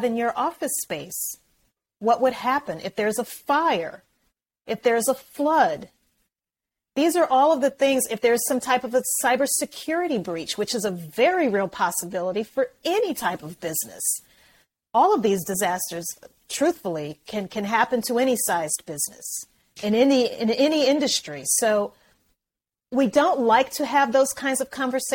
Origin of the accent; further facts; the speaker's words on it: Louisiana, United States; moved away; I'm from Louisiana originally